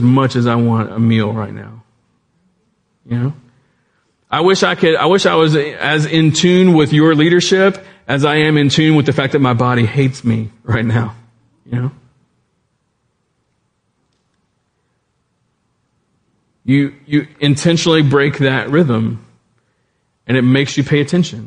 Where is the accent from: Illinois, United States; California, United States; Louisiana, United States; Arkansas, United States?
Louisiana, United States; South; I grew up in South Louisiana.